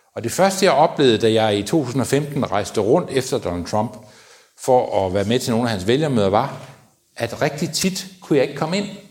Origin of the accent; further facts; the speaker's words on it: Denmark; jeg var fra Danmark